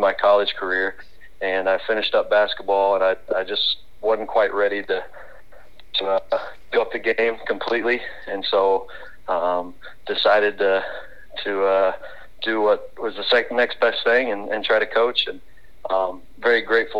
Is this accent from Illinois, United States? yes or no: no; Mount Vernon, Missouri, United States; also born or lived in Camdenton, Missouri; my dad took the Mount Vernon job. I was in eighth grade, and so that Mount Vernon's kind of my hometown